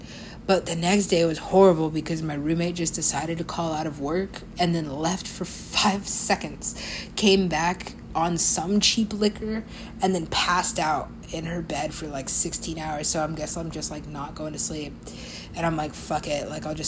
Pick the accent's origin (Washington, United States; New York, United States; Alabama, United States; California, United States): California, United States; or just, you know, being Californian, it's gonna make me sit and hate myself